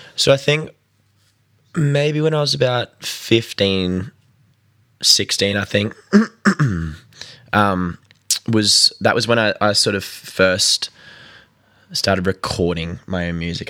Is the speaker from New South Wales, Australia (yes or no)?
yes; Newcastle, New South Wales, Australia; I am from Newcastle on the East Coast of New South Wales.